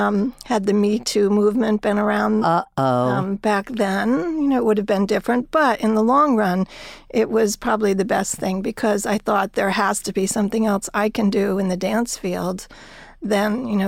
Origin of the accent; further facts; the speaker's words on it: New Jersey, United States; I grew up in New Jersey.